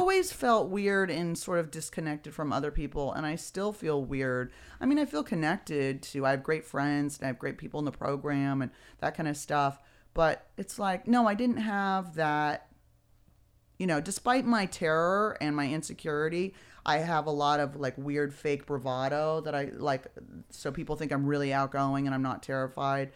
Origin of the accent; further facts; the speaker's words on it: Beverly Hills, California, United States; also born or lived in San Francisco; I was born and raised in Beverly Hills